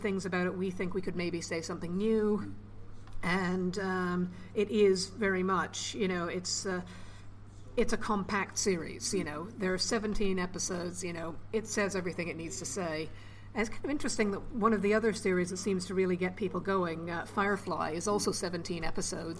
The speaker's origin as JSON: {"language": "English", "town": "Toronto", "region": "Ontario", "country": "Canada", "moved": "yes", "lives_now": "United Kingdom", "said": "I'm from Toronto, still got family there"}